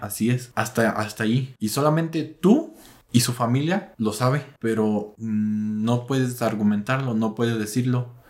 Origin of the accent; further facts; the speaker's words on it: Mexico; como buenos mexicanos